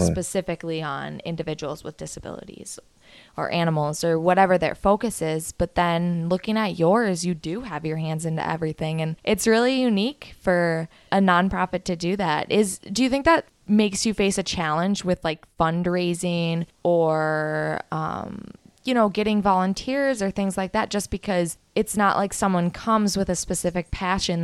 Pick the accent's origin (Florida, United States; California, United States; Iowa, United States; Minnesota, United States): Minnesota, United States; I'm from Minnesota.